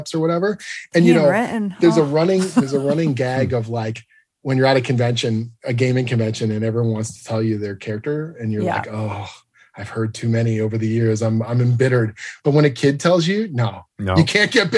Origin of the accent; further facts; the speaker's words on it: Canada; I'm Canadian